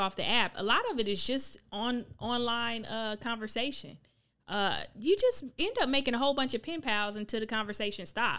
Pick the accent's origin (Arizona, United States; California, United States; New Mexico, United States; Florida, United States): Florida, United States; Palm Beach County; I'm not from Palm Beach. You. I'm from Palm Beach County, which is a whole county.